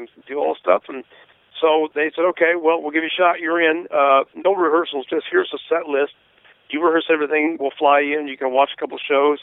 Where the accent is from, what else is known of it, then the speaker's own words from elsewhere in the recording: West Coast, United States; growing up on the West Coast